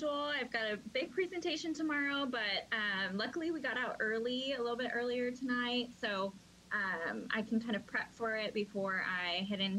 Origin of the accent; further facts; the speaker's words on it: Honolulu, Hawaii, United States; I'm from Honolulu, Hawaii. I'm 26 years old